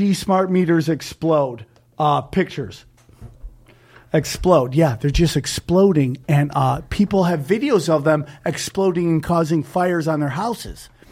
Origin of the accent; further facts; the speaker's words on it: Cortland, United States; my hometown of Cortland, man, all the manufacturing left